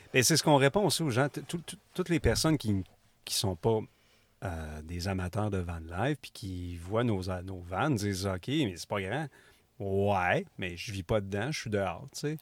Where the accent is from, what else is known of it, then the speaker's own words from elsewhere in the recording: Rimouski, Quebec, Canada; Je viens de Rimouski.